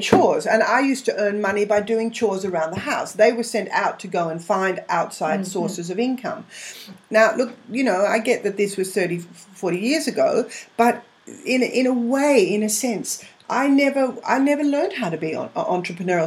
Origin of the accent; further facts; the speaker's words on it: England, United Kingdom; now in Australia; I'm English, so I've got a lot of family over there